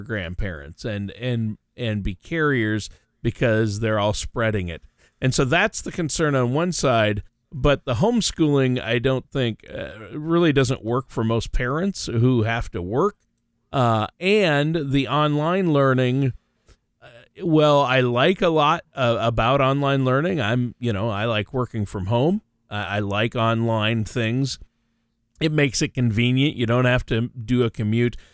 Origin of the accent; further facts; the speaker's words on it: Minnesota, United States; my home state of Minnesota